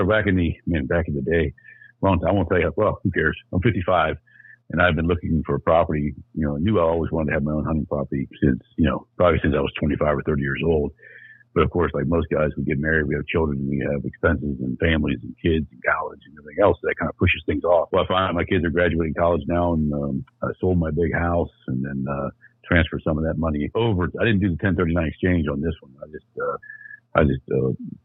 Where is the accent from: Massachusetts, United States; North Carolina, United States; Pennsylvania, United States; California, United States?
Pennsylvania, United States; I'm from Pennsylvania